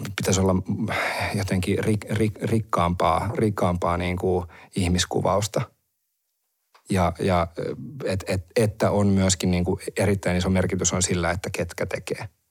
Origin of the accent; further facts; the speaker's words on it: Heinola, Päijät-Häme, Finland; mä oon Heinolasta